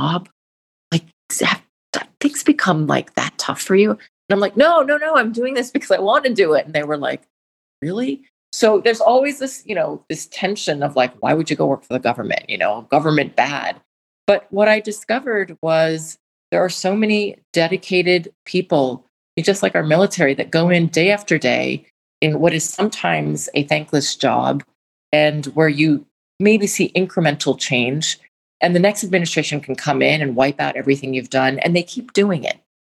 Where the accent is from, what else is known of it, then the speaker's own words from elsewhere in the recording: Washington, District of Columbia, United States; I grew up in Washington, D.C.